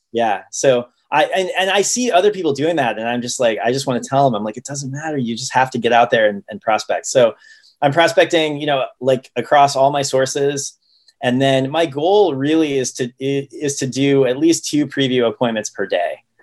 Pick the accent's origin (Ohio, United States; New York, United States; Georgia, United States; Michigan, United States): Ohio, United States; also born or lived in Oregon; now in Seattle, United States; I grew up in Ohio and I went to college in Oregon